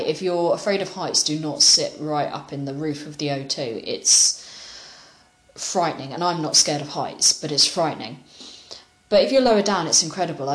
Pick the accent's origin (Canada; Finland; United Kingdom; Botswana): United Kingdom; you might be able to tell from my accent, I'm British.